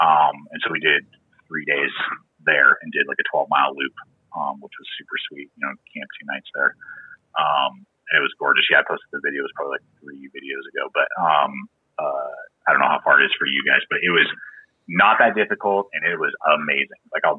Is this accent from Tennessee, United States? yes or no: no; San Diego, California, United States; now in Colorado, United States; I was not. I'm actually a transplant from California. That's where I was born, is in San Diego. And then in 1994, my dad got a job. His company was transferring him.